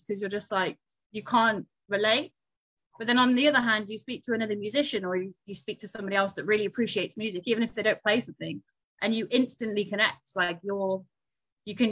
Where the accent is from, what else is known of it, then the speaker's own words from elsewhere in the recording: Newcastle upon Tyne, North East England, United Kingdom; moved away; also born or lived in southern UK; I was born in Newcastle. I now live way further down south in the UK than that.